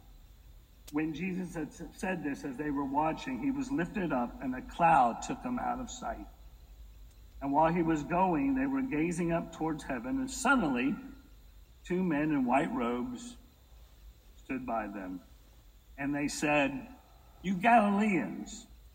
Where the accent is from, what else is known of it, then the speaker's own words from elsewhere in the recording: Brooklyn, New York, United States; now in Texas, United States; I'm from Brooklyn